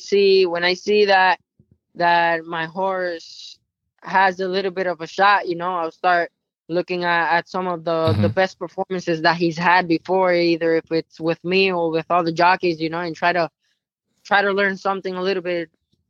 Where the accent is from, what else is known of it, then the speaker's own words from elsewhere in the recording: Puerto Rico; now in United States; When I came to the States from Puerto Rico, I started off in Florida.